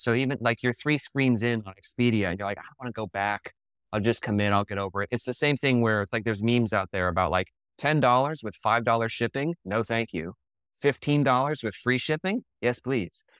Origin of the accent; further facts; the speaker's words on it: Denver, Colorado, United States; moved away as an adult; also born or lived in Ohio / Baltimore; I grew up in Colorado, went to school in Ohio, moved to Baltimore